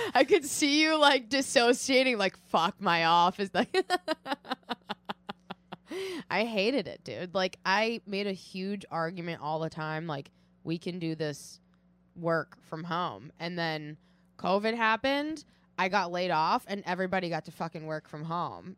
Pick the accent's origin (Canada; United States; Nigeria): United States; Watertown, Massachusetts; from Watertown, Massachusetts